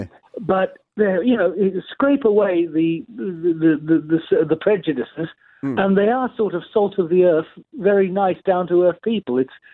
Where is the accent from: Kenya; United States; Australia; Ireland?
Australia; moved away as an adult; also born or lived in London; I'm from Australia originally.